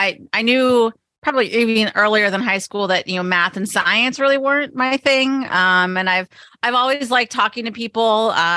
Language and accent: English; Pottsville, Pennsylvania, United States; I did. I grew up in Eastern Pennsylvania, a town called Pottsville, which is where they brew Yingling beer